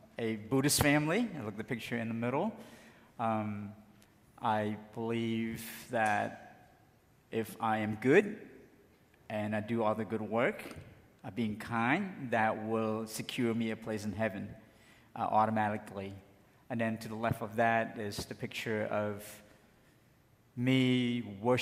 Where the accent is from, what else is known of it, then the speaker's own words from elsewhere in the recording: Cambodia; moved away; I am from Cambodia